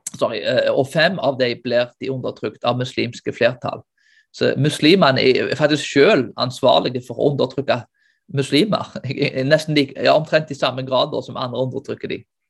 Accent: Norway; vi som nordmenn

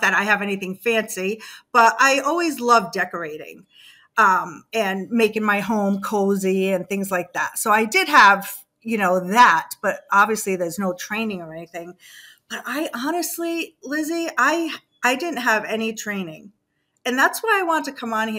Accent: Massachusetts, United States; moved away as an adult; now in Savannah, United States; I grew up in Massachusetts. I moved to Savannah 8 years ago

